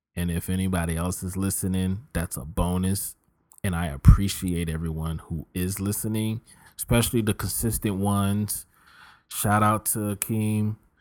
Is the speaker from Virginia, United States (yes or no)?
yes; Richmond, Virginia, United States; moved away; also born or lived in Philadelphia, Pennsylvania / Tulsa, Oklahoma; this East Coast boy who's born in Philly, raised in Richmond